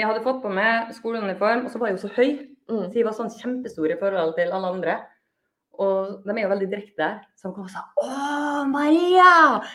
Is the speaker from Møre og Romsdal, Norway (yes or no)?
yes; Molde, Møre og Romsdal, Norway; now in Bergen, Norway; jeg er fra Molde